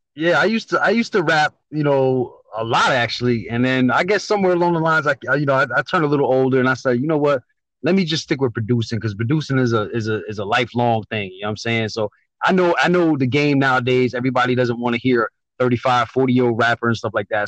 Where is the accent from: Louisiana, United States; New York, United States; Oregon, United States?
New York, United States; moved away as an adult; now in Connecticut, United States; born in New York, moved out to Connecticut after the military.